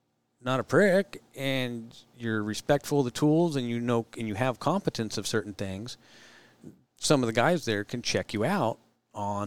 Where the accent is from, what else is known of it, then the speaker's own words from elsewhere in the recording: Monterey, California, United States; moved away; when I grew up in Monterey